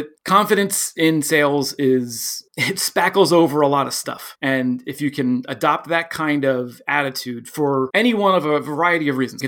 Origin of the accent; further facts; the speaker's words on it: Philadelphia, Pennsylvania, United States; I'm from Philadelphia.